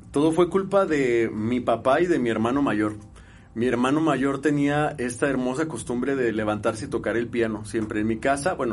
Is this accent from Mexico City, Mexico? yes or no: no; Guadalajara, Jalisco, Mexico; Sí, soy de Guadalajara, Jalisco.